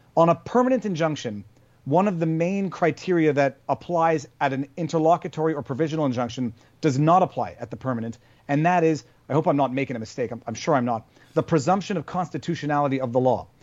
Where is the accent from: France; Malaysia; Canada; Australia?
Canada; I'm Canadian